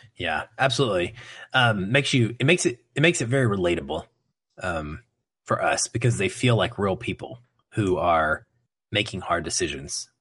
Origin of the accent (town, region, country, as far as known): United States